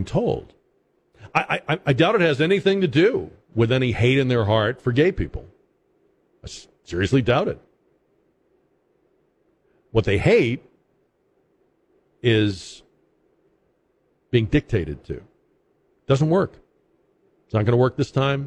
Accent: Massachusetts, United States; moved away as an adult; I'm from Massachusetts.

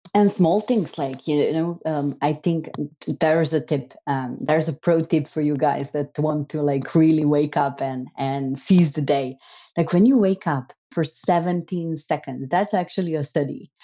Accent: Slovenia; I'm brought up, so I grew up and I'm, I was born in Slovenia.

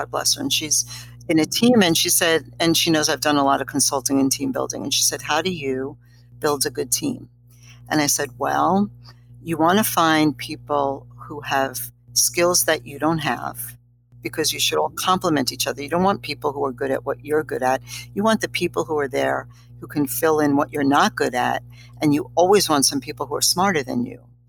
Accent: New York City, New York, United States; also born or lived in Bronx; I was born in Bronx Hospital, but actually grew up kind of on Delancey Street, the Lower East Side of New York City

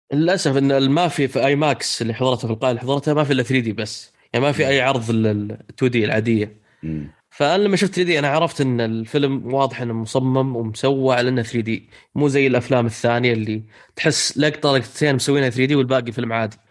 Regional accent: Saudi Arabia; عندنا في السعودية

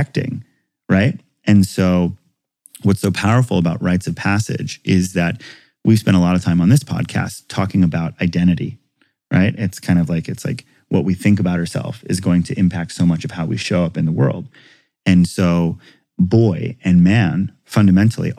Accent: Hawaii, United States; growing up in Hawaii

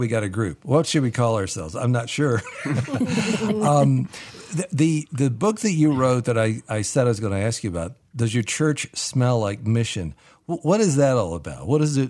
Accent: Appalachia, United States; I grew up in Appalachia, so very much the bluegrass music and stringed instruments

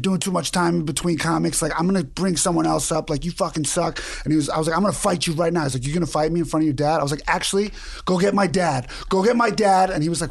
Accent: New York, United States; because I'm from Queens.

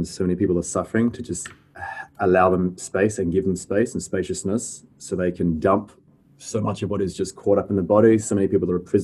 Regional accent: Fremantle, Western Australia, Australia; now in North Coogee, Australia; I'm a Perth boy. I call myself a Freo born and bred.

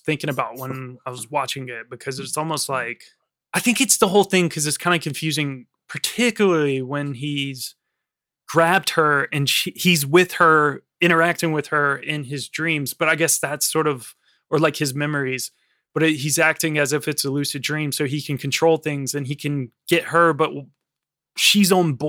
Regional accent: France; I don't know. I'm from France.

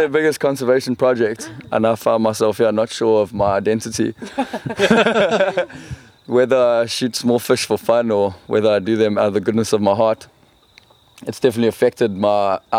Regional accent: Durban, KwaZulu-Natal, South Africa; moved away; In Durban, God's land.

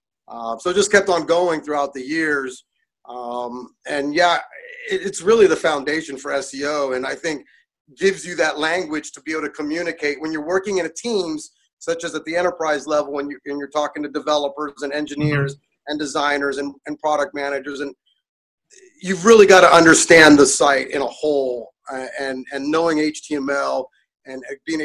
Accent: Pittsburgh, Pennsylvania, United States; also born or lived in California; now in Indiana, United States; I grew up in Pittsburgh, but then spent 30 years in California

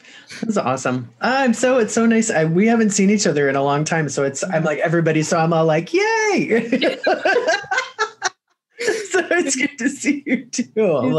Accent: Indiana and Illinois, Midwest, United States; I grew up in Indiana and Illinois as well.

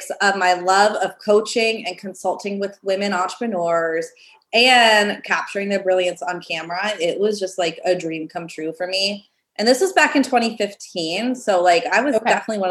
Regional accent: Pennsylvania, United States; moved away as an adult; my hometown, it was like just a small town in Pennsylvania

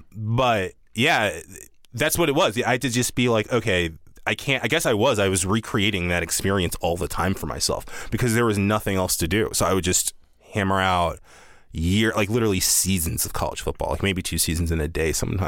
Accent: the South, United States; Yeah, I'm from the South, and it's a big deal there.

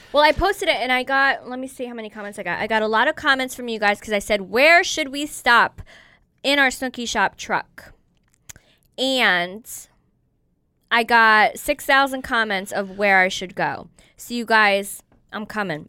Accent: New York, United States; I grew up in New York

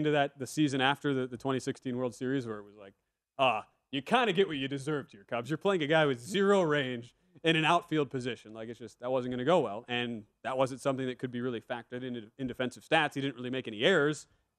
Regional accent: Milwaukee, Wisconsin, United States; now in Las Vegas, United States; I'm from Milwaukee.

